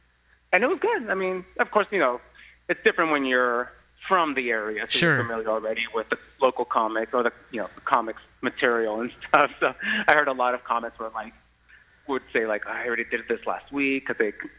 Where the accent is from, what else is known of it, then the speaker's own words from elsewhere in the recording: San Mateo, California, United States; San Mateo County, which is where I grew up. I grew up in the city of San Mateo, also where the Pride Center is located.